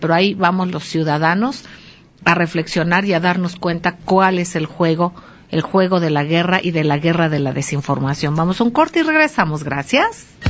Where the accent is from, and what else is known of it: Mexico